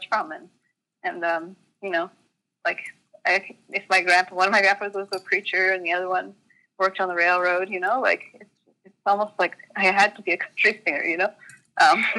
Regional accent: Calgary, Alberta, Canada; moved away as an adult; also born or lived in Vancouver; I grew up in Calgary, which is a city.

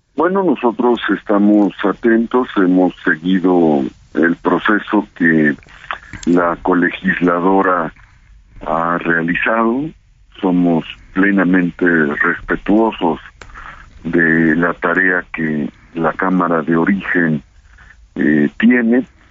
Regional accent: Puebla, Mexico; yo soy de Puebla

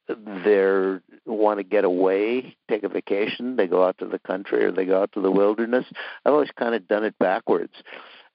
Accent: Minnesota, United States; moved away as an adult; also born or lived in Arizona; now in Western Massachusetts, United States; I grew up in Minnesota, and when I was a kid, I lived on the edge of a wonderful marshland

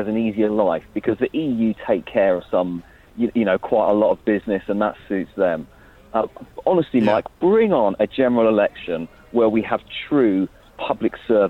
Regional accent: Orpington, London, United Kingdom; because I'm from Orpington.

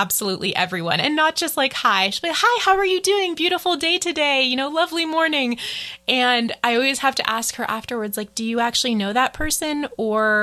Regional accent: United States; also born or lived in Taiwan / Boston; I'm an American

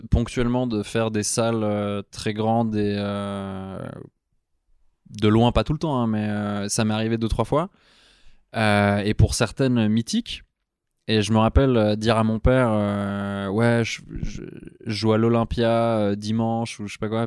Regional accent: Switzerland; je suis suisse

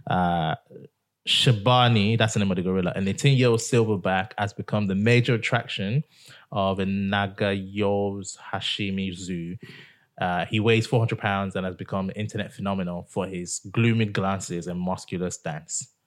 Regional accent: England, United Kingdom; I'm from England.

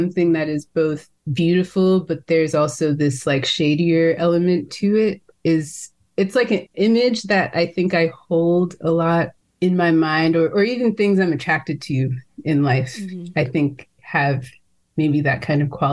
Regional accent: California, United States; growing up in California.

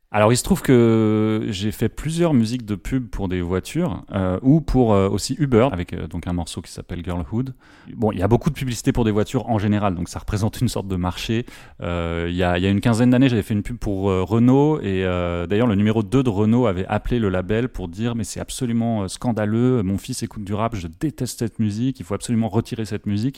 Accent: Paris, Île-de-France, France; je suis parisien

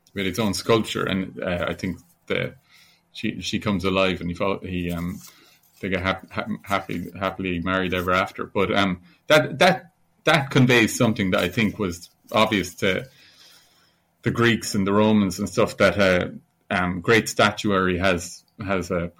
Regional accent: Ireland; also born or lived in Italy; a school kid growing up in Ireland.

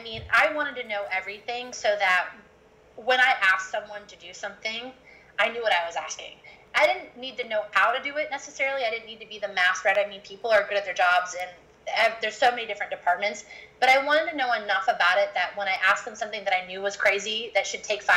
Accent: Iowa, United States; moved away; also born or lived in Los Angeles; I came from Iowa. And, you know, I didn't grow up on a farm

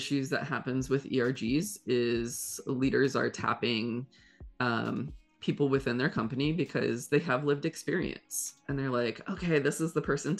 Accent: Ohio, United States; moved away as an adult; also born or lived in South Korea; So I am originally from Ohio and immediately after graduating college, went to school for psychology and English. I moved to South Korea

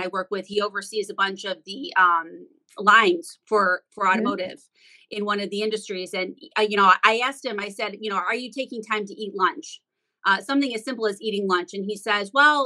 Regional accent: Detroit, Michigan, United States; I'm from Metro Detroit, so obviously that's Motown, and that's where Motor City is. And all of my friends were getting new cars every 6 months

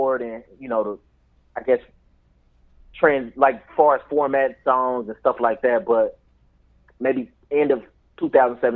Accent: Tulsa, Oklahoma, United States; moved away as an adult; also born or lived in St. Louis / Los Angeles; I'm from Tulsa, Oklahoma

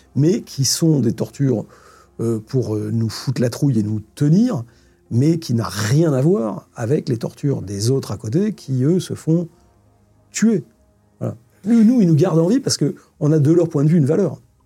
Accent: France; On a cette chance, en tant que Français

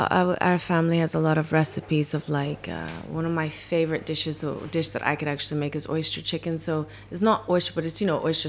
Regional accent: Hawaii, United States; born there; Yeah, so I didn't grow up in the Philippines. I was born in Hawaii.

